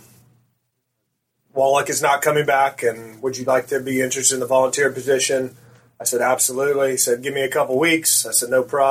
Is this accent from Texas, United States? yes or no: no; Orange County, California, United States; I grew up here locally in Orange County